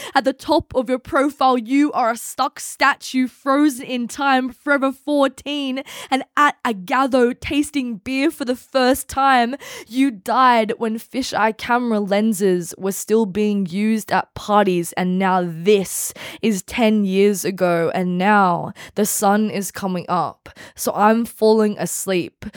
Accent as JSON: {"language": "English", "area": "Central Coast", "region": "New South Wales", "country": "Australia", "tie": "born or raised there", "said": "I grew up on the Central Coast. I went to school on the Central Coast"}